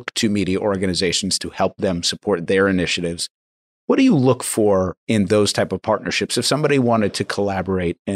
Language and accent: English; Long Island, New York, United States; I live in a predominantly Latino community on Long Island